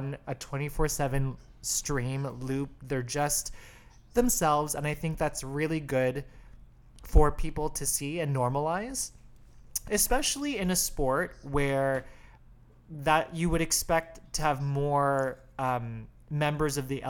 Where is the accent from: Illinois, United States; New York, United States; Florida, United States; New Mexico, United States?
Illinois, United States; Chicago; I'm from Chicago